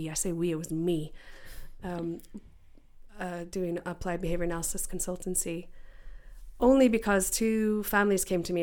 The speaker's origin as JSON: {"language": "English", "country": "United States", "tie": "born or raised there", "moved": "yes", "lives_now": "United Kingdom", "said": "I grew up in America"}